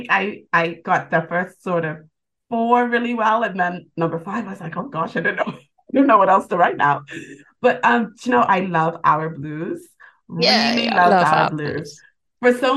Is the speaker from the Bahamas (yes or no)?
yes; Bahamas; now in United Kingdom; I'm from the Bahamas and I've been living in the UK for about 12 years.